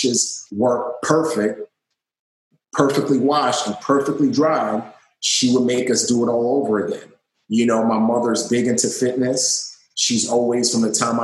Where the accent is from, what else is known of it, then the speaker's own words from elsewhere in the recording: New York City, New York, United States; growing up in the Bronx